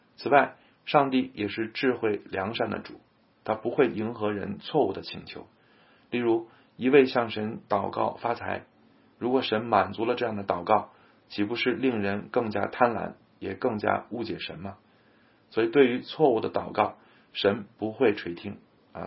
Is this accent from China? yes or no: yes; China; 我们中国人可能难以理解复活的特殊性